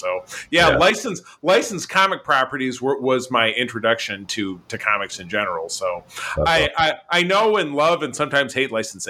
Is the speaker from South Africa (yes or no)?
no; Grosse Pointe, Michigan, United States; my hometown of Grosse Pointe, Michigan